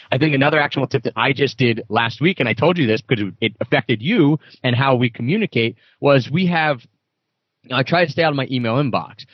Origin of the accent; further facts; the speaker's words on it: Philadelphia, Pennsylvania, United States; growing up in Philadelphia area